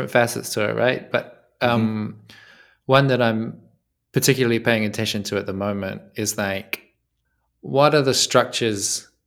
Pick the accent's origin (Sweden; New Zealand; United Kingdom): New Zealand; now in Italy; I'm from New Zealand, right? So that's the first thing. That's that's why my English is a little bit unfamiliar. Um, but I live in Italy now.